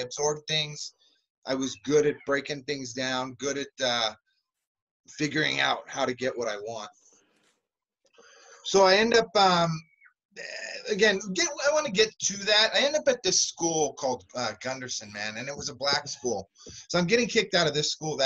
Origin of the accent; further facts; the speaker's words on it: San Jose, California, United States; also born or lived in Santa Cruz, California; now in East Coast, United States; I moved to San Jose, California, and that's where I claim to be from. That's where I grew up.